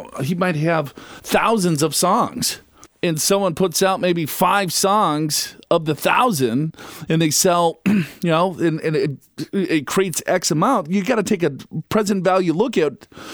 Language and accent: English; Minnesota, United States; I'm from Minnesota